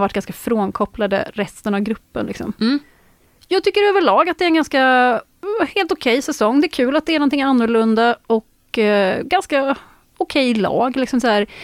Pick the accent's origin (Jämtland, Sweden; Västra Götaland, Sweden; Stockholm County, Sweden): Västra Götaland, Sweden; northern Västergötland; jag är uppvuxen på bondgård i norra Västergötland